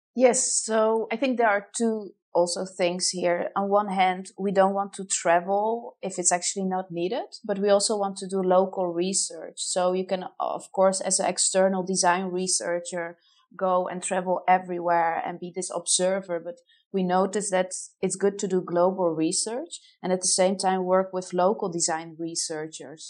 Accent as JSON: {"language": "English", "country": "Poland", "also_born_or_lived": "Netherlands", "moved": "as an adult", "lives_now": "Amsterdam, Netherlands", "said": "originated huh? from Poland"}